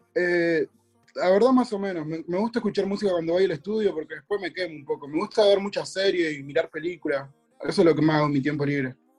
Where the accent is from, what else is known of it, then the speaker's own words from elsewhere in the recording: Cutral Có, Neuquén, Argentina; yo vengo de un pueblo, viste, que se llama Cutralcó